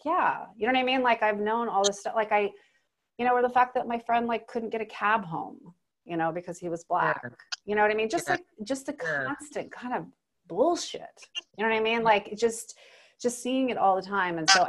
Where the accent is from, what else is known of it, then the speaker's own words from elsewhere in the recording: Alaska, United States; I grew up in Alaska